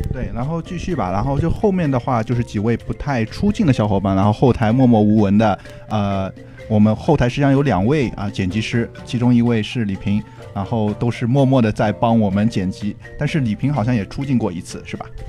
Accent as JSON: {"language": "Chinese", "region": "southern China", "country": "China", "accent": "southern", "said": "我、林威我们都是南方人"}